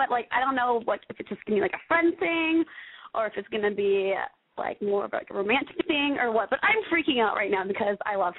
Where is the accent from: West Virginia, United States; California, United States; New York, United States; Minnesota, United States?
Minnesota, United States; Minneapolis; I'm …. I'm 22. I'm from Minneapolis.